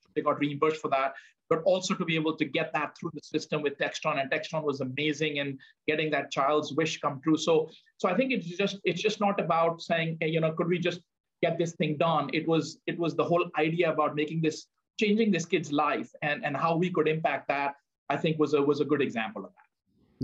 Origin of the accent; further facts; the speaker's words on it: India; moved away; growing up in India